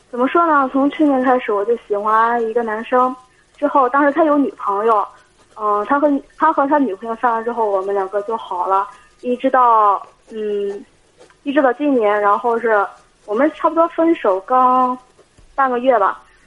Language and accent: Chinese; Shanghe, Shandong, China; 我家是商河